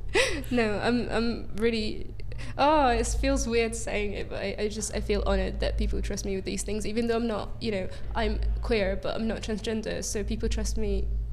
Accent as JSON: {"language": "English", "country": "Egypt", "moved": "yes", "said": "an LGBT plus rights activist and refugee from Egypt"}